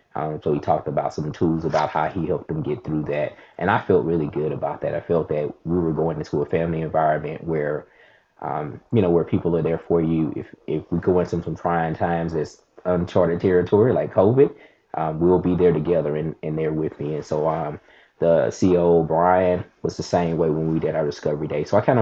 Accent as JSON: {"language": "English", "region": "Mississippi", "country": "United States", "lives_now": "Huntsville, United States", "said": "Yeah, so I'm in Alabama. I'm in Huntsville, Alabama."}